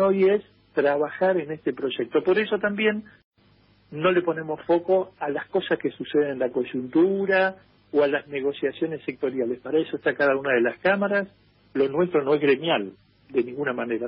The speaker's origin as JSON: {"language": "Spanish", "country": "Argentina", "said": "como argentinos"}